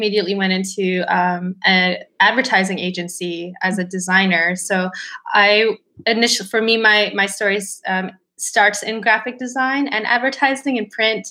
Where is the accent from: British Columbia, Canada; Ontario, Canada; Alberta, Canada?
Alberta, Canada; Canmore; moved away as an adult; also born or lived in Calgary; now in Vancouver, Canada; I grew up, we're both from Alberta, and I grew up in this small mountain town called Canmore, Alberta